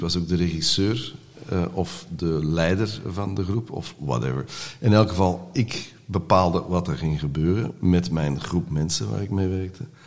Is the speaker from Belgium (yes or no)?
yes; Antwerp, Flanders, Belgium; first language Dutch; wij eh, waren van Hollands gezin in Antwerpen